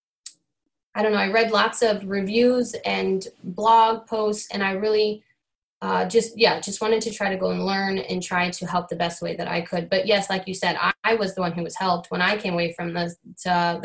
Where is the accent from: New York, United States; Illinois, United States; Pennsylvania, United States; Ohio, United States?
Illinois, United States; Rockford; also born or lived in Winnebago, Illinois; I born and raised in Rockford